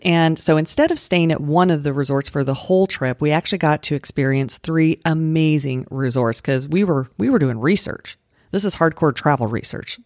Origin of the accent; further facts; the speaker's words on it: Colorado, United States; moved away; also born or lived in Utah; I grew up in Colorado, and I lived in Utah